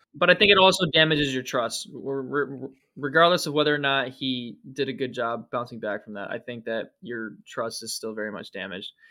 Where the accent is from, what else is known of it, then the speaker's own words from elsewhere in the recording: Ohio, United States; Ohio, my home state